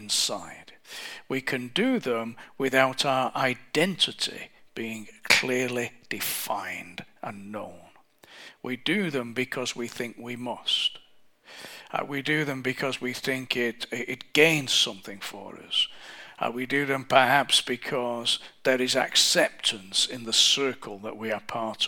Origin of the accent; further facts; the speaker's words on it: England, United Kingdom; I'm English